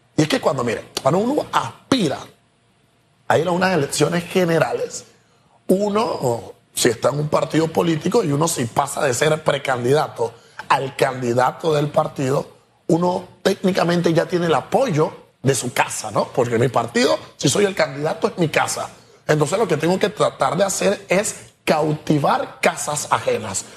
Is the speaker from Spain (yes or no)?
no; Panama; como panameños